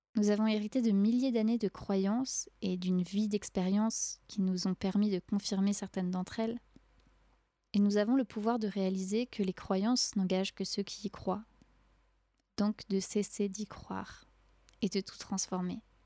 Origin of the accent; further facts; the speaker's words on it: France; je suis née et j'ai grandi en France